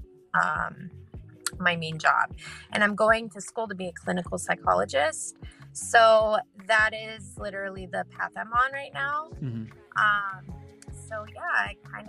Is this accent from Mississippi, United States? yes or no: no; California, United States; I'm from California